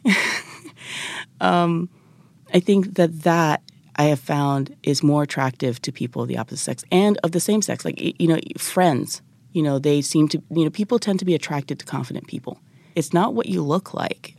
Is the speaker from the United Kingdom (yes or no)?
no; Japan; moved away as an adult; also born or lived in United States; I'm originally from Japan